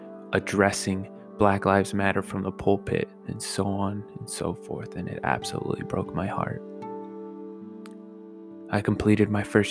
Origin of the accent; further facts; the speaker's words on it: Oxnard, California, United States; Born and raised in Oxnard